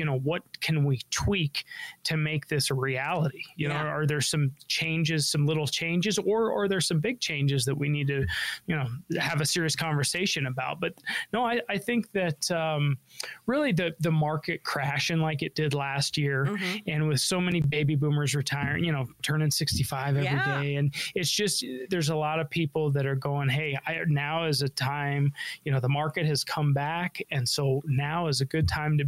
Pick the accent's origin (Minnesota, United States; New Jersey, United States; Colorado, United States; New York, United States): Colorado, United States; Denver; I was born and raised in Denver. I'm a local guy